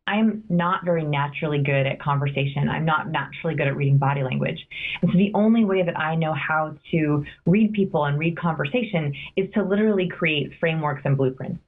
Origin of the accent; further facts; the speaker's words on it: Los Angeles, California, United States; I grew up in Los Angeles